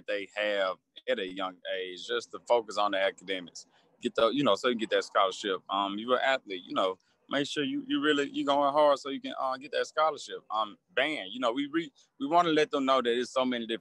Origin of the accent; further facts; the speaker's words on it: Jackson, Mississippi, United States; I grew up in Jackson as well.